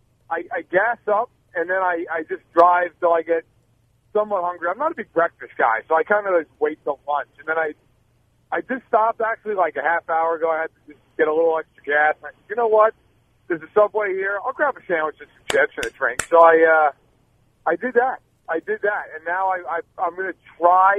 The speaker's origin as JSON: {"language": "English", "region": "New York", "country": "United States", "tie": "born or raised there", "also_born_or_lived": "Chicago, Illinois", "moved": "as an adult", "lives_now": "Chicago area, United States", "said": "New York, my hometown, outside Chicago now, it's where I live"}